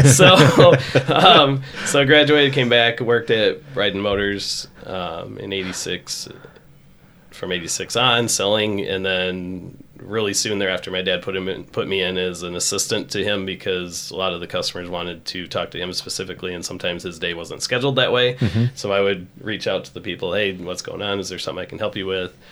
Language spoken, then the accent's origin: English; Rockton, Illinois, United States; I grew up in Rockton